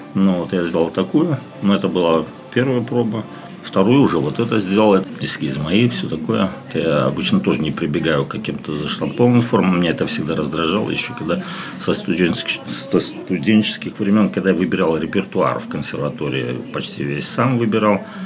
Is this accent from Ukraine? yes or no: no; Daugavpils, Latgale, Latvia; also born or lived in Riga, Latvia / Saint Petersburg, Russia; сам я ну, вырос в Даугупилсе